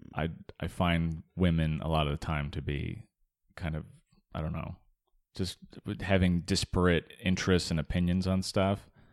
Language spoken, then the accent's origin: English; Arizona, United States; I grew up in Arizona